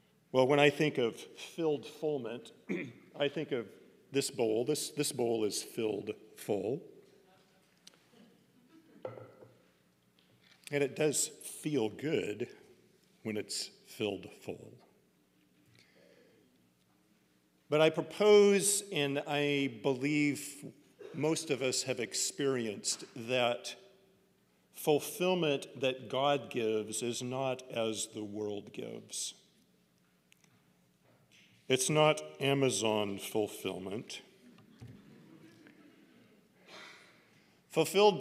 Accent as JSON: {"language": "English", "region": "Oregon", "country": "United States", "tie": "born or raised there", "said": "growing up in Oregon"}